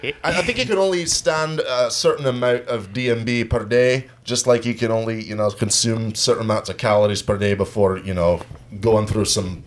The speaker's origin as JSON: {"language": "English", "town": "Glasgow", "region": "Scotland", "country": "United Kingdom", "tie": "born or raised there", "said": "Hey, Edinburgh. I went to school, born and raised in Glasgow."}